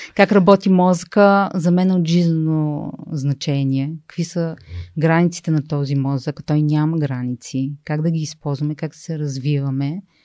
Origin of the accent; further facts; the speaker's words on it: Sofia, Sofia City, Bulgaria; двамата сме софианци